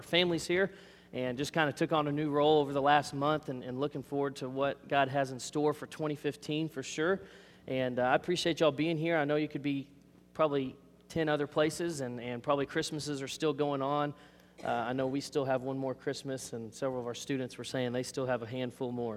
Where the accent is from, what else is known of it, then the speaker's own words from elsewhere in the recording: Arlington, United States; I grew up in Arlington